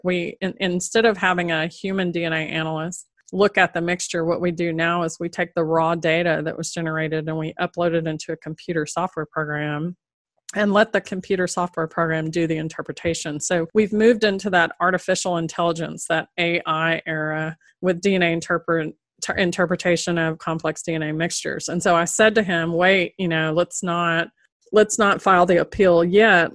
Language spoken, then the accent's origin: English; the South, United States; moved away as an adult; now in Litchfield County, Connecticut, United States; being from, originally from down south and never having lived above the, the Mason Dixon line